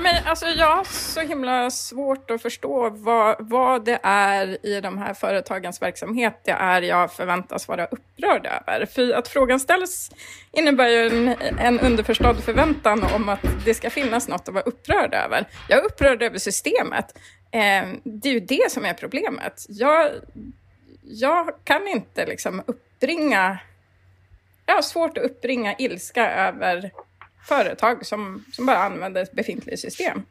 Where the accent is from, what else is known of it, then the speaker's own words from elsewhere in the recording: Kiruna, Norrbotten County, Sweden; jag växte upp i Kiruna